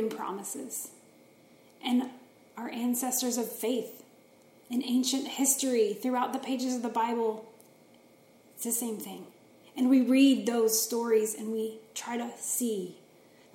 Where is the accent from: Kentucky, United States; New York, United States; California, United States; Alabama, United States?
Kentucky, United States; my home state of Kentucky